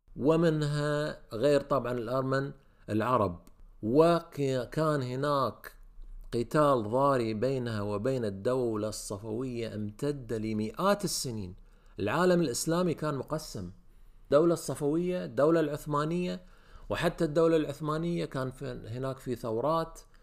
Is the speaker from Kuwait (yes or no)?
yes; Kuwait; عندنا بالكويت